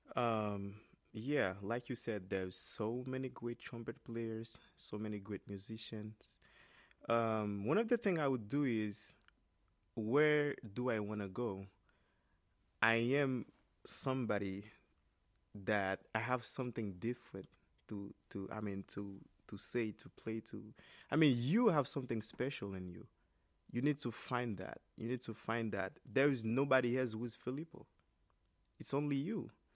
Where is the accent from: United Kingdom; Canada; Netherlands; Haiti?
Haiti; Cap-Haïtien, Nord; moved away as an adult; now in United States; my hometown, which is Kapa Isen